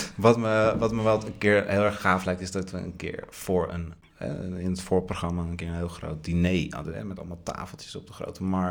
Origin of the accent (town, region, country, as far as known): Haarlem, North Holland, Netherlands